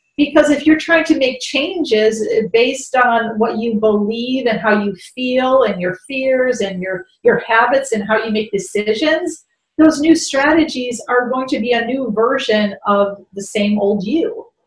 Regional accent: Chicago, Illinois, United States; I grew up in Chicago

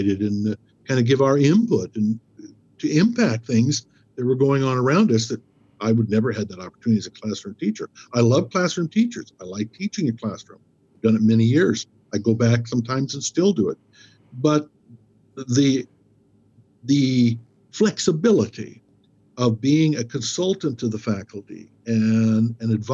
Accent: Lewiston, Idaho, United States; also born or lived in Moscow, Idaho / Troy, Idaho; I was born in Moscow, but lived in Troy, Idaho as a young boy. Came here, educated, Lewiston High School, 1966

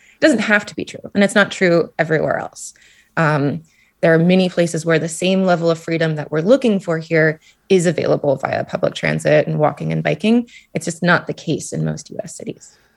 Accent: Anchorage, Alaska, United States; moved away; I'm from Anchorage, Alaska, and I could see glaciers in my own backyard

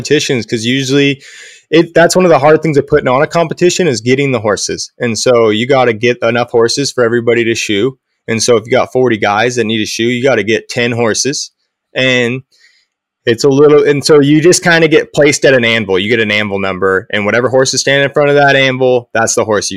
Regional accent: Coos Bay, Oregon, United States; also born or lived in Port Orford, Oregon; I was born in Coos Bay and we lived in Port Orford when I was first born

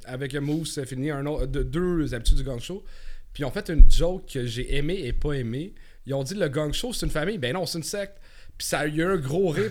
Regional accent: Montreal, Quebec, Canada; je viens de Montréal

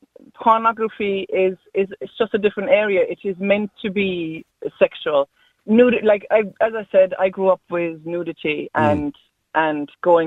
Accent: Germany; now in Ireland; I'm originally from Germany, yes.

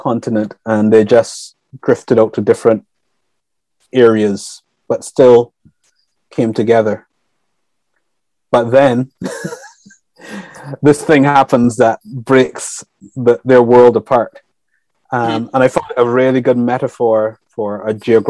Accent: Barbados; also born or lived in Europe; now in United Kingdom; growing up in the Caribbean

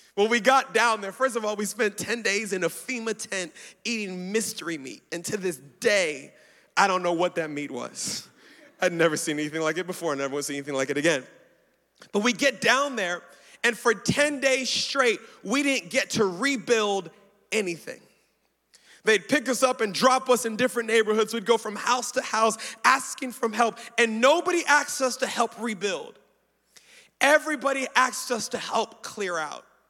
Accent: Baltimore, Maryland, United States; I was born in Baltimore, uh, so I'm American

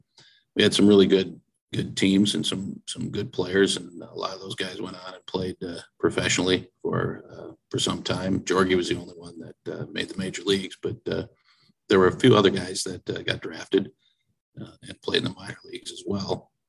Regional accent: Oshkosh, Wisconsin, United States; I grew up in Oshkosh, Wisconsin.

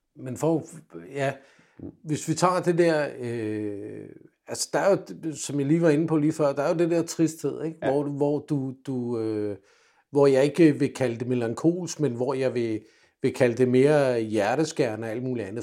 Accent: Denmark; also born or lived in England; som dansker

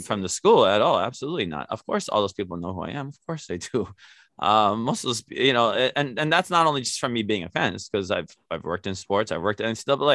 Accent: Native Hawaiian, United States; I've been shunned as Kanaka Maoli myself

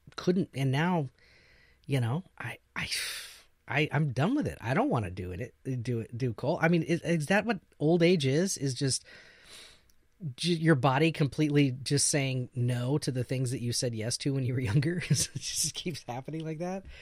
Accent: Missouri, United States; moved away; growing up in Missouri is the same way

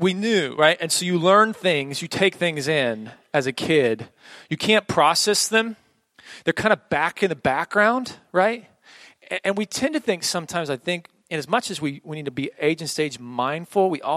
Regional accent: Oklahoma, United States; I grew up in Oklahoma, a very old school Pentecostal church

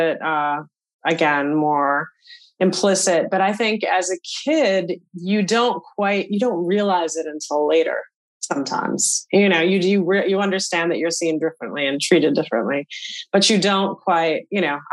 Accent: Boston, Massachusetts, United States; I grew up in the Boston area, and my parents migrated from India in the 1960s.

